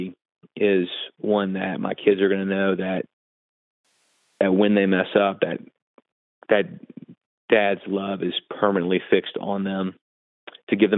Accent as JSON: {"language": "English", "town": "New Orleans", "region": "Louisiana", "country": "United States", "tie": "born or raised there", "said": "this small church I grew up in the New Orleans area"}